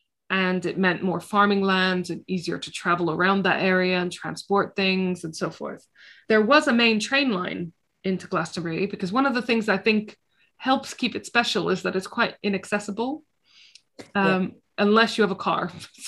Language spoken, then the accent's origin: English; Jerusalem, Palestine; because I'm from Jerusalem and it's about making England as amazing as Jerusalem, which, like, haha, just you try it.